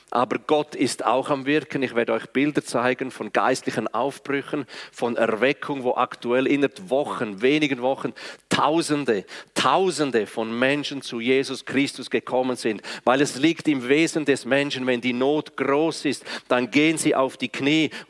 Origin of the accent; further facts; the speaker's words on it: Graubünden, Switzerland; first language Romansh; German is a second language; meine Muttersprache ist ja Romanisch, von daher, ich kann beides nicht wirklich, weder Schriftdeutsch noch Schweizerdeutsch, aber ich versuche es.